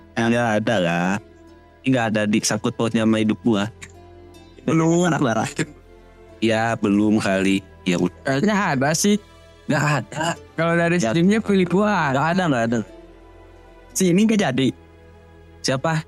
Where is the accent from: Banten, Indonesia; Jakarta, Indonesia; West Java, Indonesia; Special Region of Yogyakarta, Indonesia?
West Java, Indonesia; gue orang Sunda